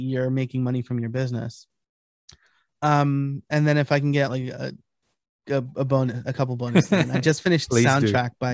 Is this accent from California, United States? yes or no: no; New York, United States; moved away; I'm originally from New York. So I'm a New York Italian.